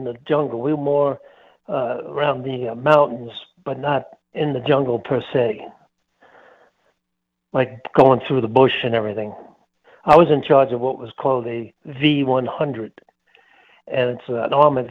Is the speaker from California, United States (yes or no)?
no; New York City, New York, United States; moved away as an adult; also born or lived in Long Island, New York / Greeley, Colorado; now in Colorado, United States; I'm from the Bronx and then Long Island back in New York